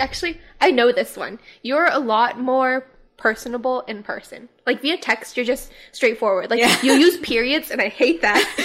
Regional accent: Hawaii, United States; now in Los Angeles, United States; we're from Hawaii

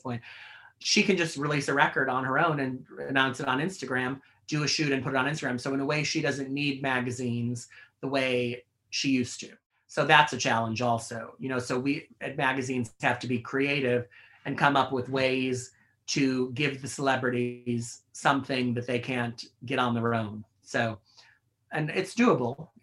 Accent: outside Chicago, Illinois, United States; now in New York, United States; people I know who I grew up with outside Chicago

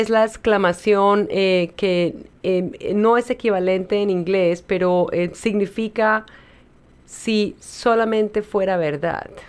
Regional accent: Colombia; moved away; Mira, yo me acuerdo cuando yo vine de Colombia.

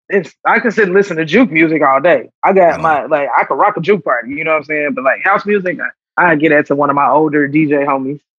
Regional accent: Chicago, Illinois, United States; I'm a Chicago kid, so like, I like going to the beach.

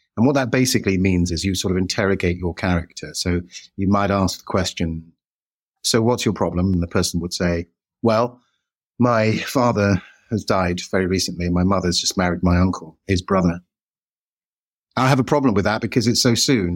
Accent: United Kingdom; we're British

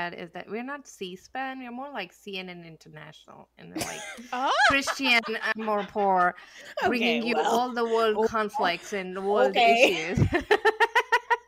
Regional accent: India; moved away as an adult; I grew up back in India and I came here as an adult

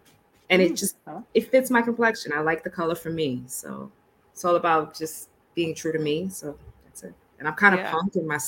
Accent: New York City, New York, United States; I am from New York City. I'm sure you can hear it in my accent.

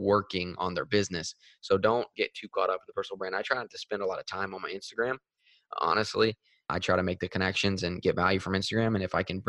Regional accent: Nashville, Tennessee, United States; I'm from Nashville.

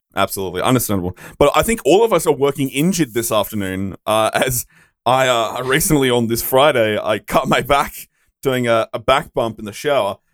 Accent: Australia; being an Australian

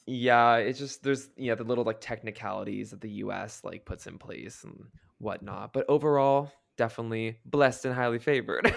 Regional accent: Canada; moved away; also born or lived in United States; I grew up in Canada, then I lived in the U S for most of my life, so now I moved back

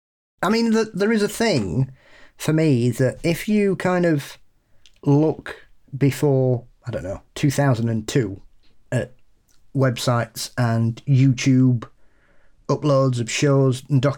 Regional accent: West Midlands, United Kingdom; Anyway, I'm from the Black Country in the UK, which I'm sure Paul will be aware of.

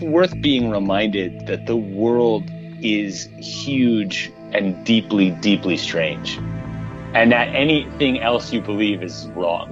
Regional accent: Minneapolis, Minnesota, United States; I grew up in Minneapolis

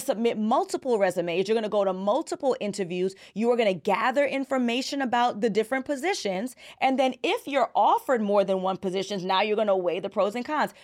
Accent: New York City, New York, United States; I'm from Brooklyn

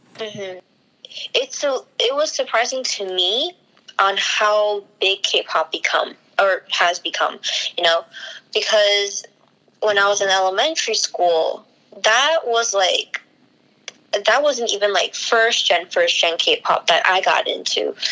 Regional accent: United States; I was born here in the United States

